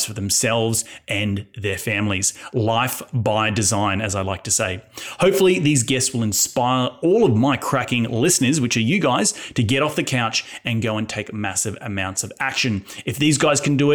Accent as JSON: {"language": "English", "country": "Australia", "tie": "born or raised there", "said": "my home country of Australia"}